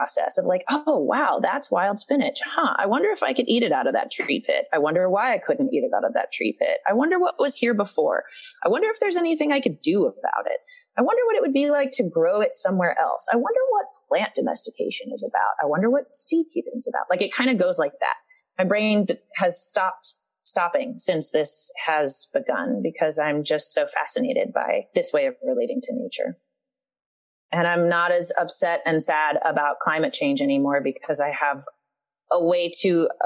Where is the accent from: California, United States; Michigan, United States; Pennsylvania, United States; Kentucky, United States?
Kentucky, United States; Eastern; So I'm from Eastern Kentucky